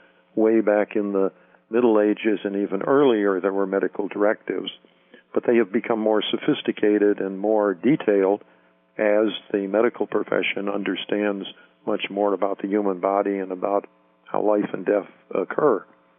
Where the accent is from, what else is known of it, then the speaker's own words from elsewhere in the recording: Chicago, Illinois, United States; I grew up in Chicago, and I went to Catholic seminaries in Chicago, studied to be a priest in theology at the seminary in Mundelein, Illinois, and I was ordained in 1958.